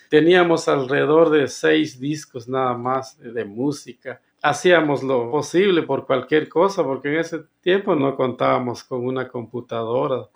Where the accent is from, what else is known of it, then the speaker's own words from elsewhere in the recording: Sumpango, Sacatepéquez, Guatemala; Soy originario de Guatemala, específicamente en Zacatepeques